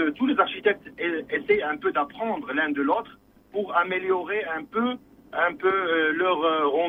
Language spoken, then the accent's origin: French; Germany; now in Morocco; Je suis ingénieur architecte. Je viens de l'Allemagne. J'ai passé 18 ans en Allemagne. Je suis